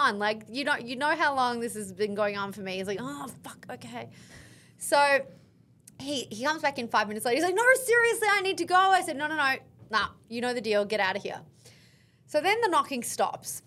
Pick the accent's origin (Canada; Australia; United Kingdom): Australia; I'm Australian